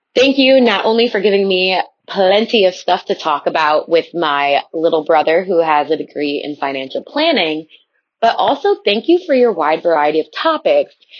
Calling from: Chicago, Illinois, United States; I'm calling from the Chicagoland area

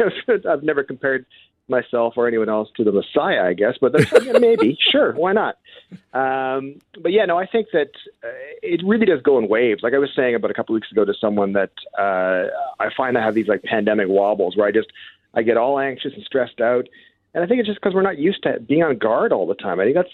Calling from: Stratford, Ontario, Canada; I'm from Stratford, Ontario, so there you go.

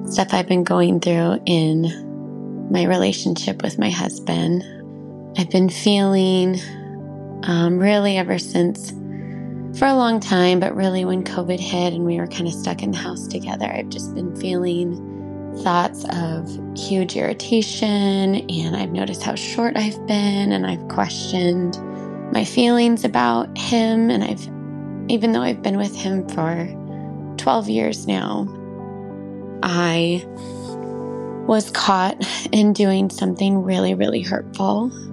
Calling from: California, United States

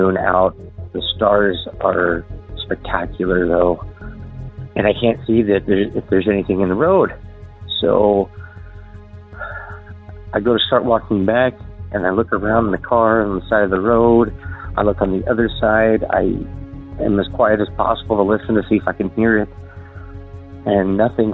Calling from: Southeast Idaho, United States; I'm calling from Southeast Idaho area

